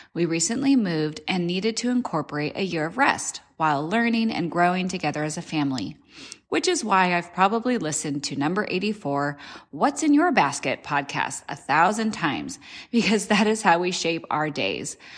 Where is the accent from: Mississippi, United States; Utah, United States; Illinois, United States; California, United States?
California, United States; Monrovia; moved away as an adult; now in Tennessee, United States; I am originally from Monrovia, California, but have recently moved to the beautiful state of Tennessee